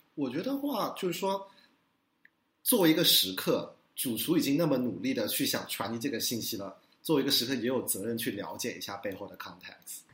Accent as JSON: {"language": "Chinese", "town": "Guangzhou", "region": "Guangdong", "country": "China", "moved": "yes", "lives_now": "New York, United States", "said": "我跟伊娜一样都是广州人"}